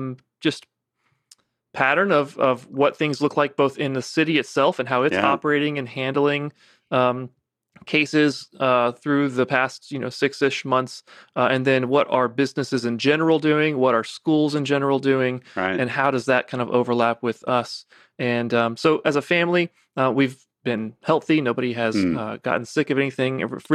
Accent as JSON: {"language": "English", "town": "Savannah", "region": "Georgia", "country": "United States", "tie": "born or raised there", "said": "Yeah, I grew up in Savannah, actually."}